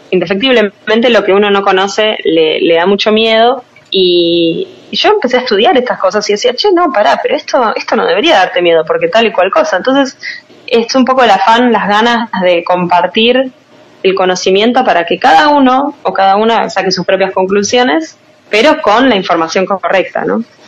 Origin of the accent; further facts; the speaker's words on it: Argentina; Nosotros hacemos lo que podemos en Argentina